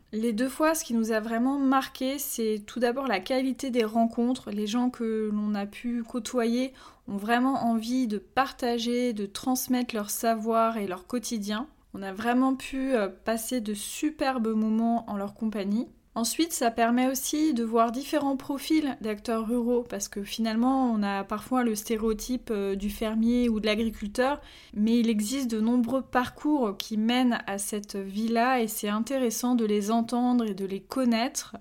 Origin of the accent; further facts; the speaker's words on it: Pays de la Loire, France; ma belle région des Pays de la Loire